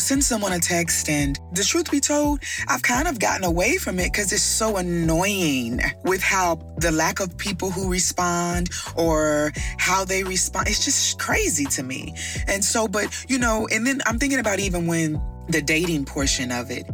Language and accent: English; Midwest, United States; I'm from the Midwest.